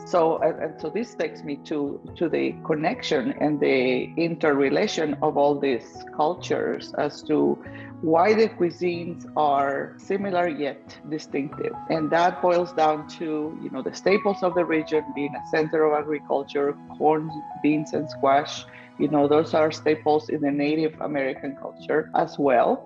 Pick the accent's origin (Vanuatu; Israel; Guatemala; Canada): Guatemala; moved away; my home country, Guatemala